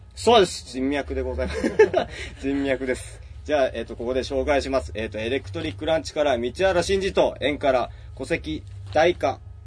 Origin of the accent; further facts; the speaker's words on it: Yamagata, Japan; now in Tokyo, Japan; 俺ら、あの、山形県出身なんですけど